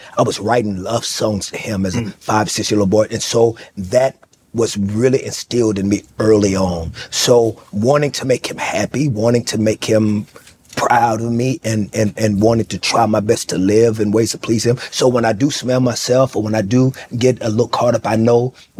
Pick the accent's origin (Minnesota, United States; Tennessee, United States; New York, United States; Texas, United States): Texas, United States; Fort Worth; You know, there was a liquor store around the corner. You know, there were prostitutes at this pool shack right across the street that we went to go play pool in.